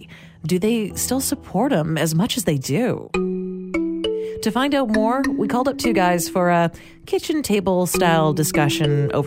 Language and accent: English; Canada; as a Canadian, we don't have that same relationship between religion and politics here in Canada